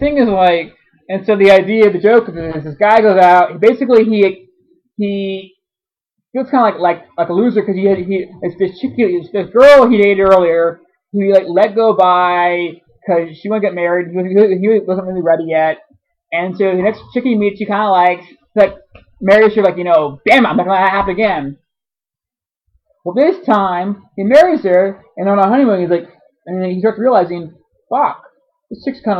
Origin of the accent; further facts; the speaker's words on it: Brooklyn, New York, United States; I'm from Brooklyn.